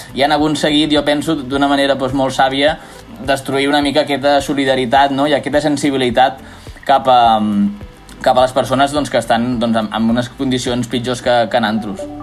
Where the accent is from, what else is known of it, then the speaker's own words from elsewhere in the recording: Reus, Catalonia, Spain; sóc de Reus